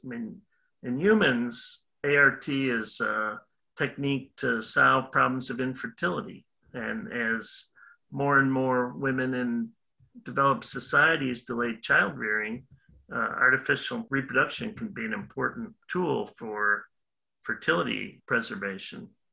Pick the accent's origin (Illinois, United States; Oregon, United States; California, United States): Illinois, United States; moved away as an adult; also born or lived in Wisconsin; now in Florida, United States; I'm originally from Illinois did my undergrad work at University of Illinois